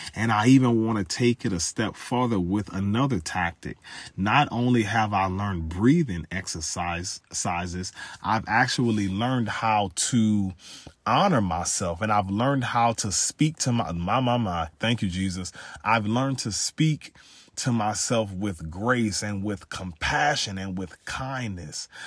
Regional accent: Louisiana, United States; I'm from Louisiana

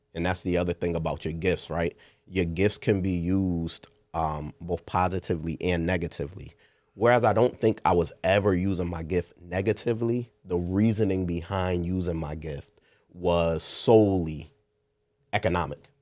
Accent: New Haven, Connecticut, United States; One of the first in my neighborhood growing up in New Hallville on Harden Place

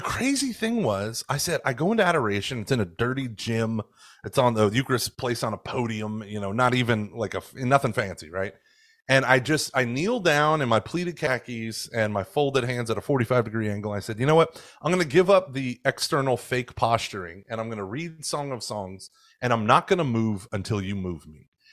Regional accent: Oklahoma, United States; now in Houston, United States; I grew up in, like, the siege mentality of Catholicism where it was, it was very much us versus them in fundamentalist Oklahoma

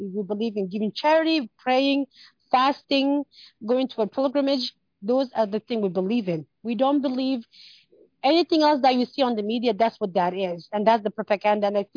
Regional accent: Canada; I grew up in Canada and I came when I was younger

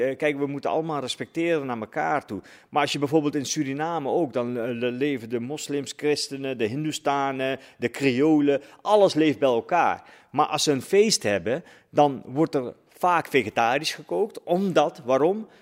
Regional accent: Netherlands; Ik ben ook een Nederlander. Ik, praat, ik ben hierop gegroeid.

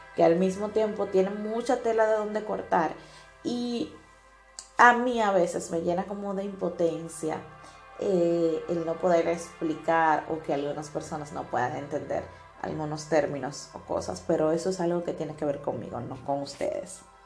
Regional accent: Dominican Republic; now in Italy; soy de República Dominicana y actualmente vivo en Italia

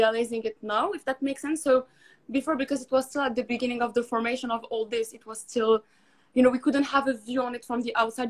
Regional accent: Morocco; first language Arabic; English is a second language; moved away as an adult; now in United Kingdom; I'm from Morocco, but I've been living here for 5 years now

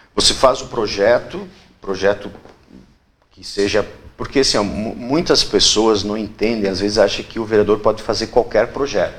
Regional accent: Rio Grande do Sul, Brazil; moved away as an adult; now in Itapema, Brazil; Eu escolhi Itapema, eu sou do Rio Grande do Sul, há 18 anos, eu escolhi morar em Itapema

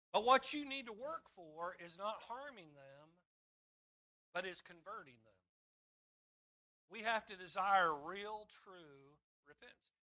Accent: Kansas, United States; growing up in Kansas

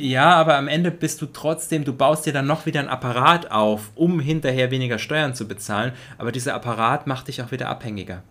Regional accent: Germany; in Deutschland auch aufgewachsen zu sein, du zumindest ein Teil deines Lebens, mhm. ich mein komplettes Leben

